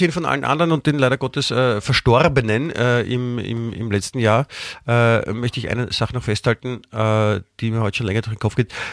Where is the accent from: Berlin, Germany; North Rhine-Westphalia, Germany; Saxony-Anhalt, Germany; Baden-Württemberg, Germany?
Baden-Württemberg, Germany; Stuttgart; born there; ich komme ja, ich, also ich bin ja in Stuttgart geboren und Fischer hat auch äh, in Stuttgart und äh, Umgebung gewirkt